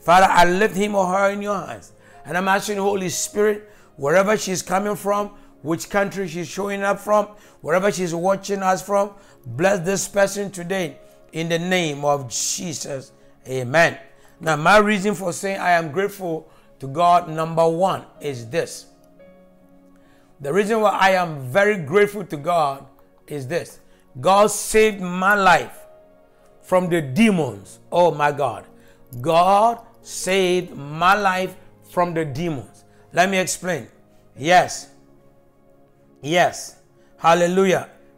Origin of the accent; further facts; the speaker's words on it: Jamaica; And I come from the Gordon family in Jamaica.